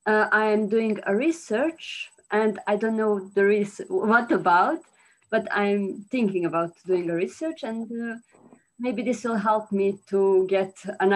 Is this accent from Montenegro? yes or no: yes; Montenegro; English is a second language; I'm from Montenegro.